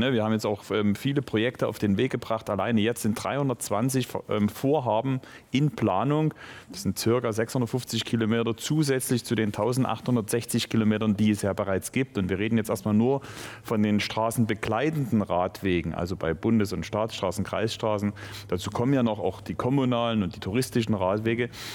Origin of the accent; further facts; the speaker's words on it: Moritzburg, Saxony, Germany; Und ich komme nun vom Lande aus Moritzburg. Das heißt, wir sind mit den Fahrrädern umhergefahren, die Wälder gehörten uns. Das war halt sozusagen unser Fortbewegungsmittel in der Jugend selbstverständlich.